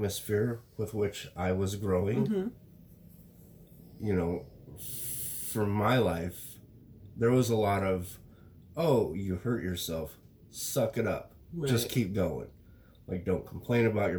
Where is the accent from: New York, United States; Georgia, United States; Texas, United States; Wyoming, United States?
Wyoming, United States; I come from Wyoming